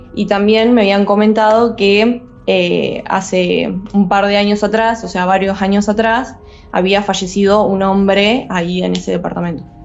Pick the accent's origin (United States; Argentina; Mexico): Argentina; Entre Ríos; moved away as an adult; now in Rosario, Argentina; soy de Entre Ríos, vivo ahí, digamos, eh, pero por, digamos, cuestiones de estudio, estoy viviendo ahora en Rosario